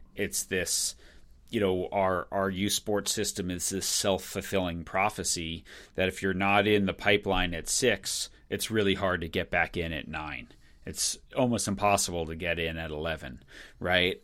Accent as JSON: {"language": "English", "area": "Long Island", "region": "New York", "country": "United States", "tie": "born or raised there", "also_born_or_lived": "Michigan", "moved": "yes", "said": "I grew up on Long Island"}